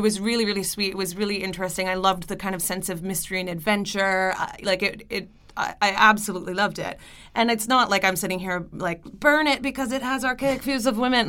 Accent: Canada; I'm Canadian

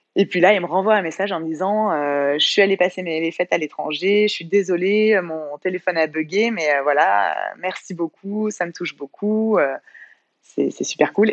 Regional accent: Bordeaux, Nouvelle-Aquitaine, France; moved away as an adult; also born or lived in Courchevel; now in Avignon, France; à la base, je viens de Bordeaux

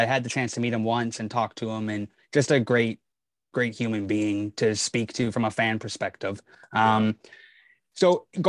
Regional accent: Kamloops, British Columbia, Canada; I'm from Kamloops.

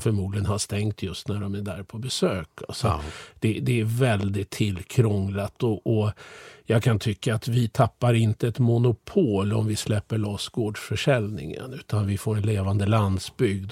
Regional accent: Sweden; Jag är ju född och uppvuxen i Sverige

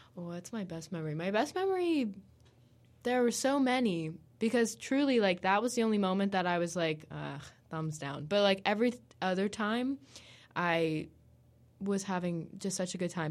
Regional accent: United States; we're both American

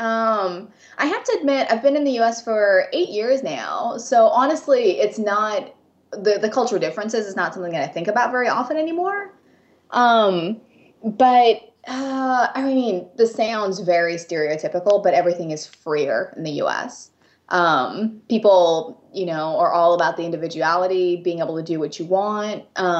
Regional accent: Japan; accent: American; first language English; moved away as an adult; now in United States; So I was born and raised in Japan, and it moved to the U.S. until I was 18.

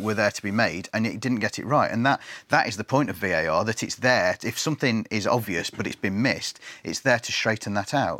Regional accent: England, United Kingdom

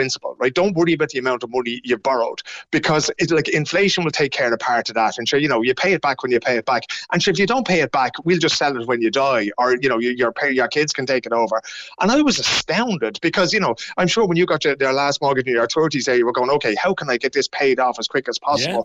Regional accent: Dublin, Leinster, Ireland; moved away as an adult; above in Dublin

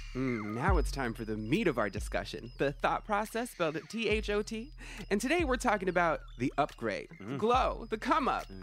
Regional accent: Kumeyaay reservation, inland California, United States; I'm from an Indian reservation

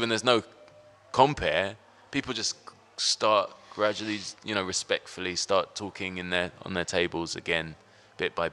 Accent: London, United Kingdom; growing up in West London.

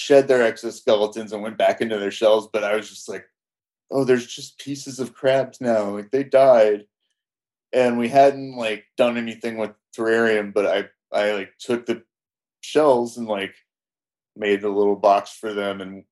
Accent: Decatur, Georgia, United States; I grew, well, originally right outside Atlanta, Decatur

